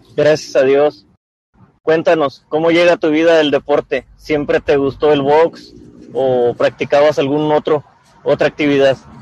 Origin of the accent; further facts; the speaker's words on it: Tijuana, Baja California, Mexico; yo también soy, soy fuera de la ciudad, pero prácticamente hecho en Tijuana